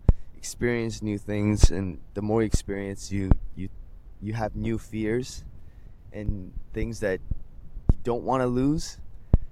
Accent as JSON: {"language": "English", "town": "Vancouver", "region": "British Columbia", "country": "Canada", "moved": "as an adult", "lives_now": "South Korea", "said": "I'm in Korea now. I am from Vancouver, Canada."}